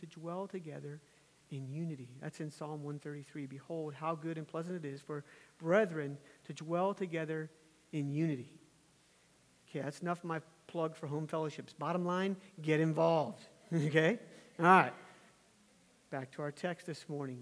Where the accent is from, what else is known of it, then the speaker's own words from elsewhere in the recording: Virginia, United States; my home state of Virginia